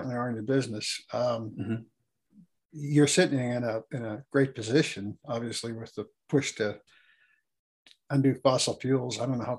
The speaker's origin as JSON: {"language": "English", "town": "Pittsburgh", "region": "Pennsylvania", "country": "United States", "said": "I came from the Pittsburgh area."}